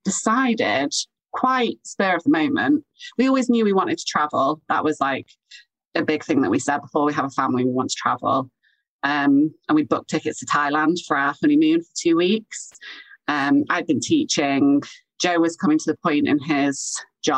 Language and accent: English; Chester, North West England, United Kingdom; moved away as an adult; also born or lived in Sheffield; I'm from Chester.